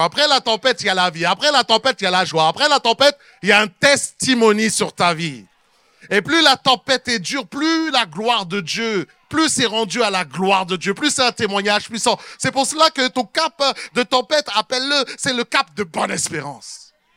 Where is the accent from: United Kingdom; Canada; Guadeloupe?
Guadeloupe; Sainte-Anne; moi je suis de Sainte-Anne